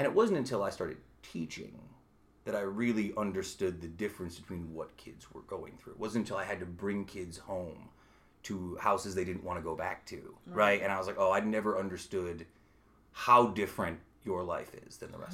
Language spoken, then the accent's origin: English; Utica, New York, United States; also born or lived in Brooklyn, New York; when I was growing up in Utica